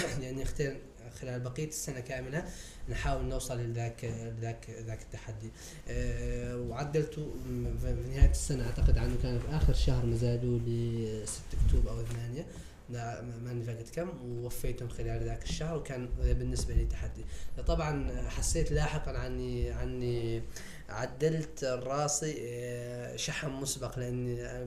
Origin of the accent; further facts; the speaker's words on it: Mauritania; نحن عندنا في موريتانيا